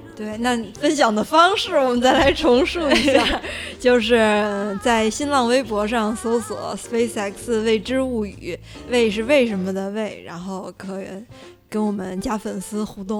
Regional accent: China; 我是从大陆来的

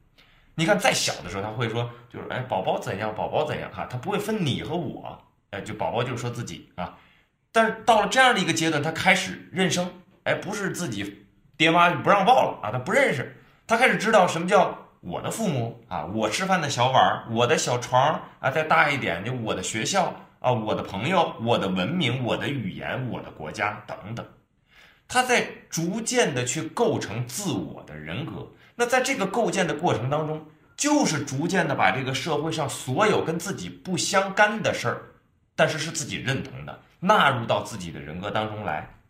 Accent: Beijing, China; 你比如说我们北京人啊，我们上海人，他们外地人啊

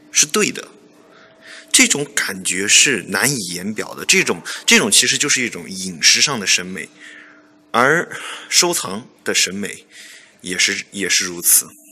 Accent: Yunnan, China; also born or lived in Thailand; 像我是云南人哈，云南就有很多这个泰国餐馆，泰国的餐厅

